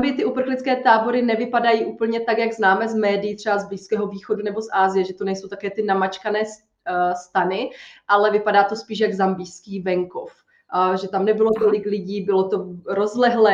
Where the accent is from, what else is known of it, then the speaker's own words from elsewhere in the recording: Czechia; moved away as an adult; also born or lived in Uganda / Sweden; můj první jako výlet, kdy jsem odjela z Česka